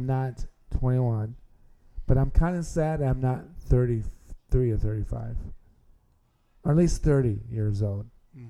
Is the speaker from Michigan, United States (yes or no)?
yes; Hudsonville, Michigan, United States; So I think soccer, I know in Grand Rapids, especially where I grew up in Hudsonville, with a school I went to, we won a couple of state championships.